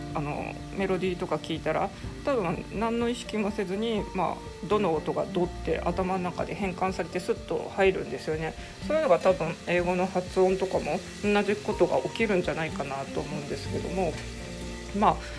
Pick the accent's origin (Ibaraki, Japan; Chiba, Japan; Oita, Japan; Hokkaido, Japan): Hokkaido, Japan; 高校受験する時私北海道ですけど北海道ってまあ基本公立高校がメイン